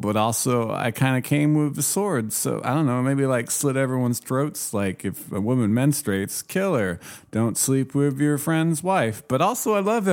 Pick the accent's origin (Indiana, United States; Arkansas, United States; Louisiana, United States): Indiana, United States; Muncie; I'm from Muncie, Indiana